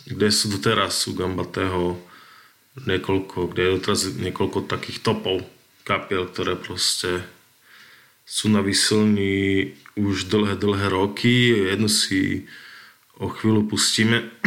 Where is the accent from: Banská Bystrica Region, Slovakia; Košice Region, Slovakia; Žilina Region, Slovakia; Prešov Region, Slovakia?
Prešov Region, Slovakia; Bardejov; u nás v Bardejove